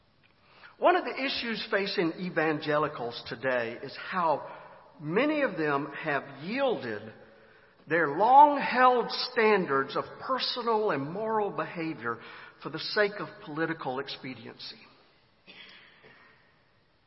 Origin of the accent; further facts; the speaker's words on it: Griffin, Georgia, United States; my hometown of Griffin, Georgia